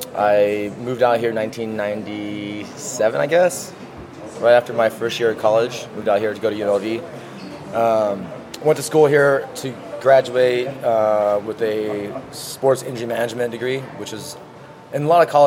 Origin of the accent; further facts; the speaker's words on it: California, United States; Okay, I grew up in Northern California, near Napa Valley. I was born and raised in that area for about 18 years.